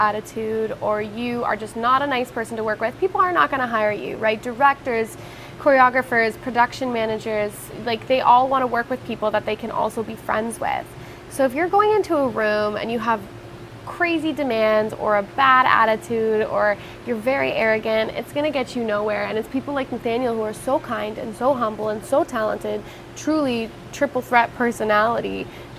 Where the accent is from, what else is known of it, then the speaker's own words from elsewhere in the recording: Niagara, Ontario, Canada; growing up in Niagara, I spent a lot of summers at the Shaw Festival.